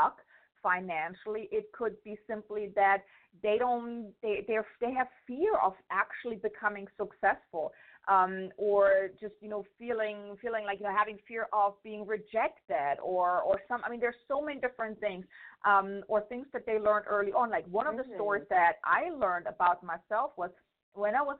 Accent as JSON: {"language": "English", "country": "Germany", "moved": "as an adult", "lives_now": "United States", "said": "I'm from Germany."}